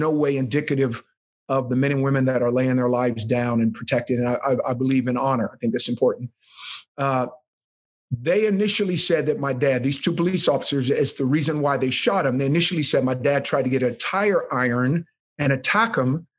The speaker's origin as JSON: {"language": "English", "town": "Oakland", "region": "California", "country": "United States", "tie": "born or raised there", "said": "I grew up inner city Oakland. I think Oakland, California"}